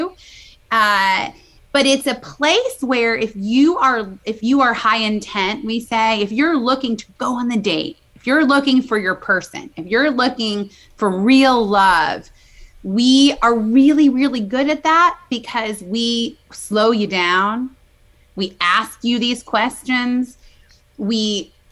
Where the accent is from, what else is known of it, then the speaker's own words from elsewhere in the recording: Midwest, United States; now in New York City, United States; I'm from the Midwest, but I've been in New York City a long time.